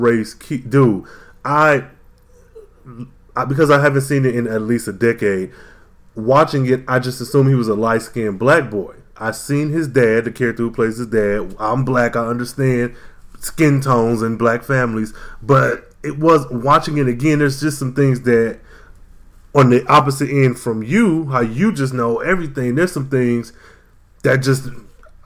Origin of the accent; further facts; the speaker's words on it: Midwest, United States; I'm from the Midwest